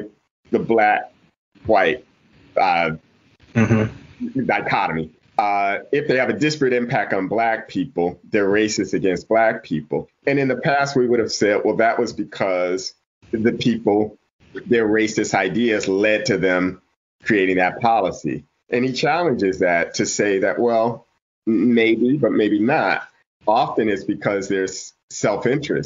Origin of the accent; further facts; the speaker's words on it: Toledo, Ohio, United States; I'm from Toledo.